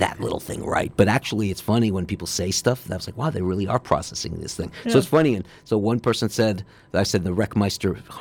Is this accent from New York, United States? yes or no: yes; New York City, New York, United States; Growing up on the Upper East Side, my mom was a classical pianist